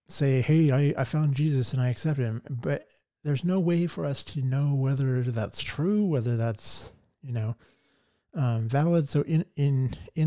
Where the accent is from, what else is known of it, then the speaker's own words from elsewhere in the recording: Boise, Idaho, United States; from Boise, Idaho. Born and raised in the Treasure Valley. Love it here.